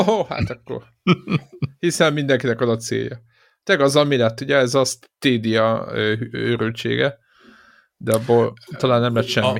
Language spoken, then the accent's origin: Hungarian; Szeged, Csongrád-Csanád, Hungary; mi szegediek vagyunk